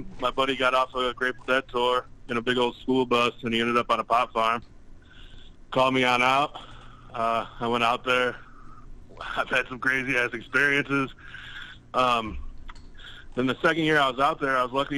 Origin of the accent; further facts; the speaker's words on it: Illinois, United States; moved away as an adult; also born or lived in San Francisco, California; I'm from Illinois.